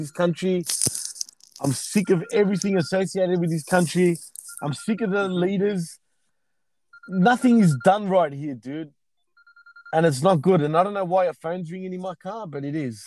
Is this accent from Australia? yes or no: yes; Melbourne, Victoria, Australia; my hometown, Melbourne, Australia, right? Melbourne, Victoria